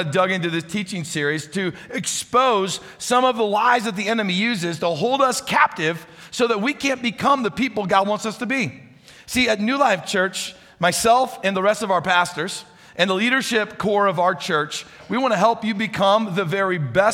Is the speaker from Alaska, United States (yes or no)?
no; St. Louis, Missouri, United States; moved away; I grew up in St. Louis, Missouri